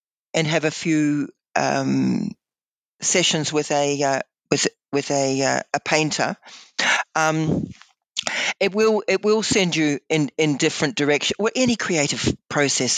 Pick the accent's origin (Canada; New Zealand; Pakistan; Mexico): New Zealand; now in Blue Mountains, Australia; I had been born and bred in New Zealand